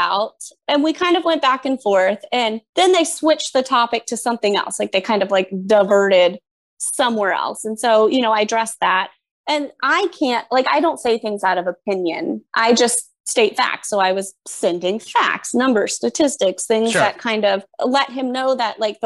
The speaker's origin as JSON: {"language": "English", "town": "Winter Haven", "region": "Florida", "country": "United States", "tie": "born or raised there", "lives_now": "Lake Mary, United States", "said": "I live in Lake Mary, but I grew up in Winter Haven."}